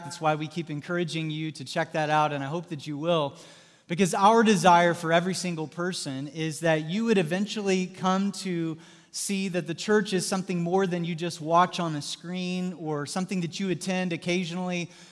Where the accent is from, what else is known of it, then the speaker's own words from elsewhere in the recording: Southwest Missouri, United States; moved away as an adult; now in Indiana, United States; I'm from Southwest Missouri